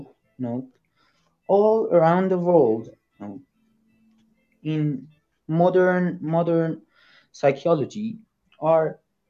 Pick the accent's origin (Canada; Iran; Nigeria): Iran; English is a second language; Yes, I'm Iranian.